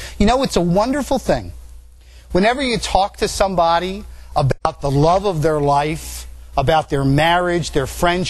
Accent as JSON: {"language": "English", "country": "Italy", "tie": "born there", "said": "Yeah, kid, yeah, and I was born in Italy, too."}